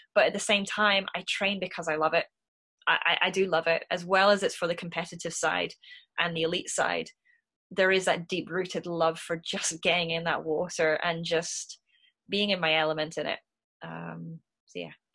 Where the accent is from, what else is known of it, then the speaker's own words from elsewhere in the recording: Scotland, United Kingdom; me being a Scot